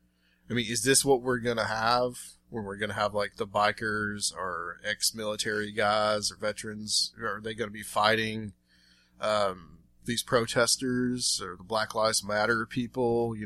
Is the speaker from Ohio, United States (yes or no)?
no; Chattanooga, Tennessee, United States; my hometown of Chattanooga.